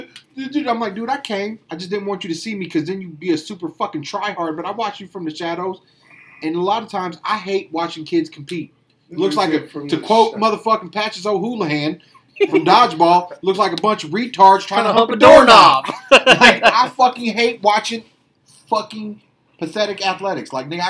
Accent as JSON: {"language": "English", "country": "United States", "said": "I'm an American, sir."}